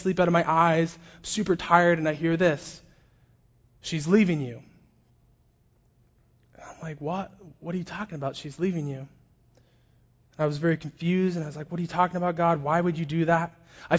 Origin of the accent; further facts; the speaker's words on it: Orange County, California, United States; I grew up in Orange County as a pastor's kid.